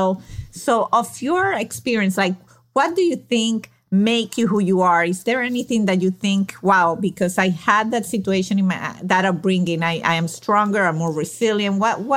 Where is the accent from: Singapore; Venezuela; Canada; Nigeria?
Venezuela; moved away; well, I'm from Venezuela.